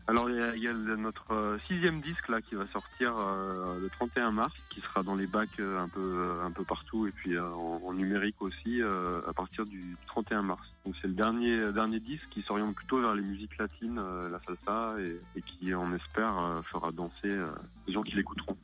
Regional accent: Le Creusot, Bourgogne-Franche-Comté, France; moved away; je suis né au Creusot en fait, donc j'ai fait mes études musicales enfant au Creusot

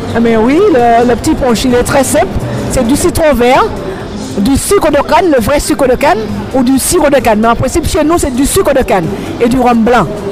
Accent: Le Diamant, Martinique; Je suis du Diamant, je suis du Sud

